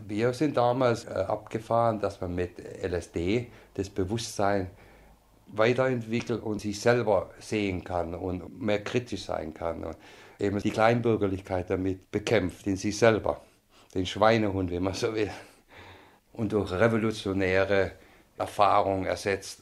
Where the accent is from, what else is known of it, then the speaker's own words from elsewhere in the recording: Stuttgart, Baden-Württemberg, Germany; moved away as an adult; also born or lived in Berlin; ich bin in Stuttgart geboren am Ende des Krieges 1944